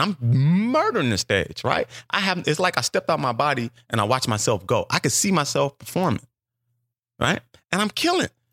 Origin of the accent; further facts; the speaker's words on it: Los Angeles, California, United States; moved away; also born or lived in New Orleans; I'm from South Central Los Angeles